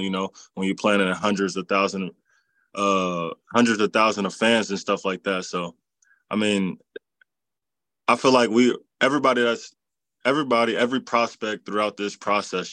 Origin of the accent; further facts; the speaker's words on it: Cincinnati, Ohio, United States; playing for my hometown